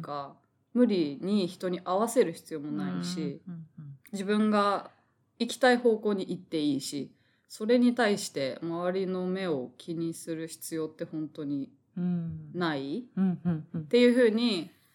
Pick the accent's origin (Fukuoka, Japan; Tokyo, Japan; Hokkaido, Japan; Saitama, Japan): Tokyo, Japan; 東京育ち東京出身で、はい、東京に実家があるような感じなので